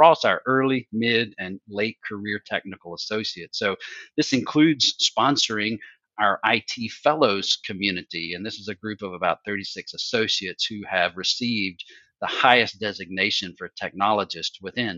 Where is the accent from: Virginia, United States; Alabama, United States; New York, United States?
Alabama, United States; we're from Alabama